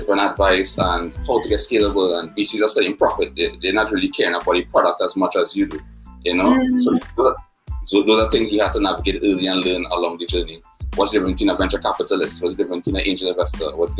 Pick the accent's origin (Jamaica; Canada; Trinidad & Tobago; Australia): Trinidad & Tobago; I'm from Trinidad and Tobago in the Caribbean.